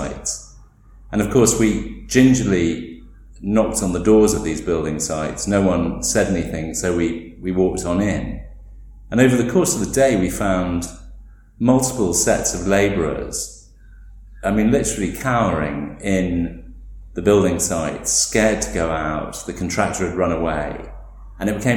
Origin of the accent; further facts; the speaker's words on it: England, United Kingdom; now in Delhi, India; as English people